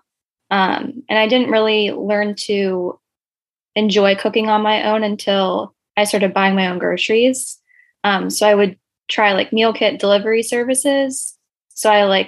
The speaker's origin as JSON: {"language": "English", "region": "Virginia", "country": "United States", "moved": "as an adult", "lives_now": "Pennsylvania, United States", "said": "I'm originally from Virginia."}